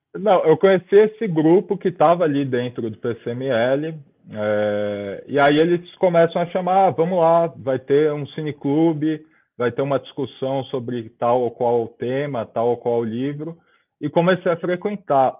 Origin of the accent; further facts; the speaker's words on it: São Paulo, Brazil; eu nasci em 1996, 27 de janeiro de 96, em São Paulo, na zona leste de São Paulo